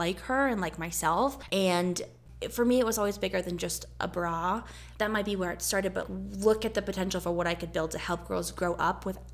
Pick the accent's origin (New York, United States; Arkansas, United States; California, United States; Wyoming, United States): Wyoming, United States; Pinedale; also born or lived in Jackson, Wyoming; grew up in Pinedale, and then I was a fifth generation Sublette County Pinedalian